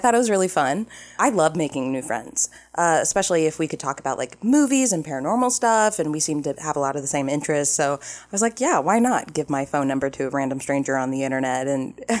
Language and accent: English; Ohio, United States; I'm from Ohio. An hour is nothing.